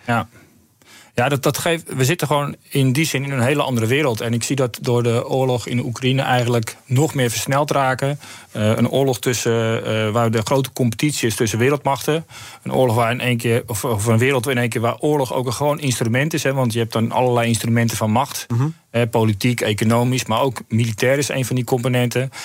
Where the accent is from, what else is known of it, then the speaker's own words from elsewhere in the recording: Netherlands; wij zelf ook als Nederlanders